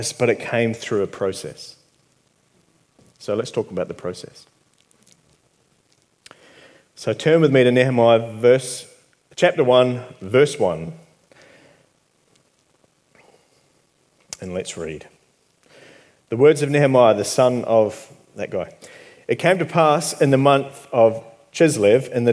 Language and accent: English; New Zealand; moved away; I'm from New Zealand.